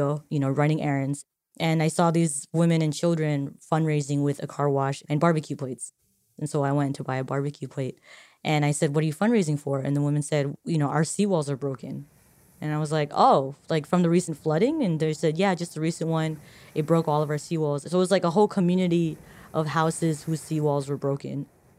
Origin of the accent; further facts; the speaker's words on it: Marshall Islands; I'm from the Marshall Islands. The Marshall Islands is in the Northern Pacific Ocean, and it's in an area called Micronesia. It's a small country.